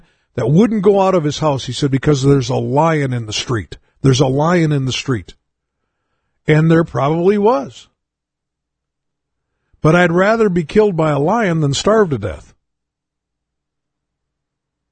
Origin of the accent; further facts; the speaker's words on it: United States; being an American